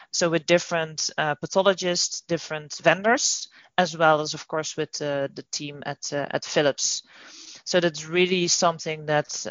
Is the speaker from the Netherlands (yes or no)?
yes; Netherlands; moved away as an adult; now in United States; I'm originally from the Netherlands, and I moved to the US about 2.5 years ago.